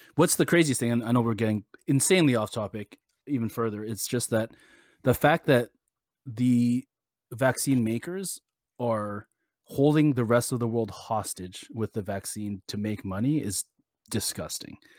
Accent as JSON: {"language": "English", "country": "Canada", "said": "I personally, as a Canadian"}